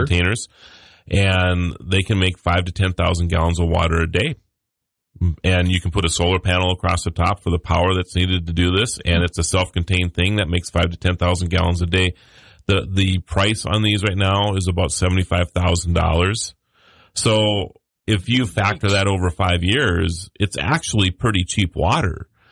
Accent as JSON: {"language": "English", "town": "Mandan", "region": "North Dakota", "country": "United States", "said": "I'm from Mandan, North Dakota"}